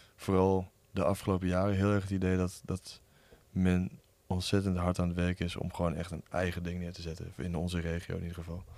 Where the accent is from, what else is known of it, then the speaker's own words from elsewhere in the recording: Lemele, Overijssel, Netherlands; Ik kom uit uh, Lemelen. En eh, daar is eh, ja, wel echt een scene. Dat is een heel klein dorpje in, bij Ommen